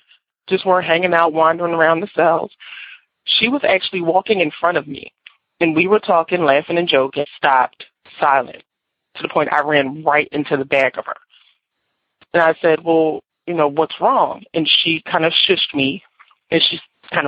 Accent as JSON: {"language": "English", "town": "Philadelphia", "region": "Pennsylvania", "country": "United States", "said": "I'm from Philadelphia, Pennsylvania"}